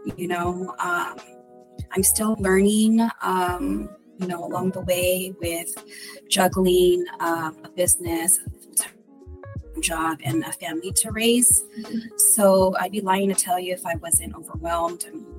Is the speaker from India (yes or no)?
no; Philippines; now in United States; Well, I am Filipino.